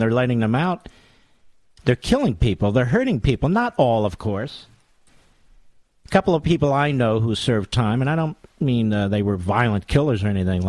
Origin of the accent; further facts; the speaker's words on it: Philadelphia, Pennsylvania, United States; my hometown, Philadelphia.